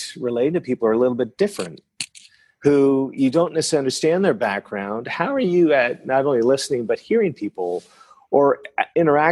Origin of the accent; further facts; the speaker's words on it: northern New Brunswick, Canada; first language French; English is a second language; now in Dallas, United States; I grew up in a French town in northern New Brunswick in the east coast of Canada. And the first language I learned to speak is French. And so my mother tongue is French